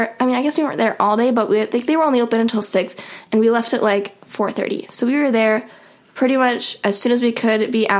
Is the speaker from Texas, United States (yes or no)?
no; Des Moines, Iowa, United States; We are from Des Moines